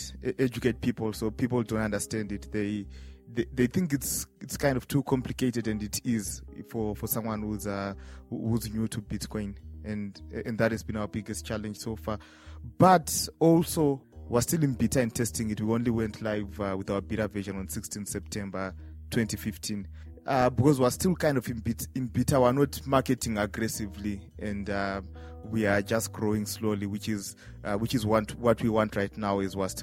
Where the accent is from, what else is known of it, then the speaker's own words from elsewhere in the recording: Harare, Zimbabwe; I'm from Harare, Zimbabwe.